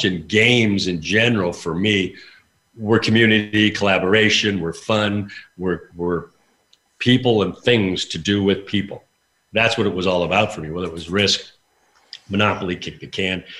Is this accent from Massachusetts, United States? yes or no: no; Spokane, Washington, United States; also born or lived in Vancouver, Canada; I was born in Canada, Vancouver, but I grew up in Spokane, Washington